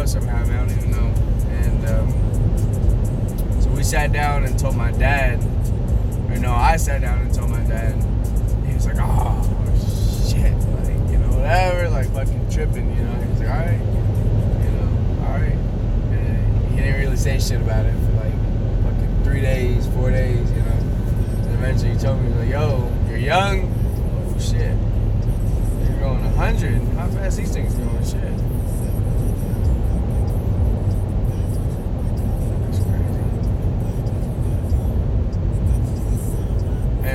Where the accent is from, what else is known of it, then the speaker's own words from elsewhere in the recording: Calhoun, Georgia, United States; moved away as an adult; I'm from Calhoun fucking Georgia